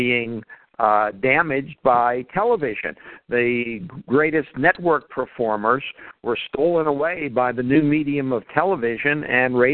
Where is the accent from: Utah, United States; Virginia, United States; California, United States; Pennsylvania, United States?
Pennsylvania, United States; Pittsburgh; I grew up in the Pittsburgh area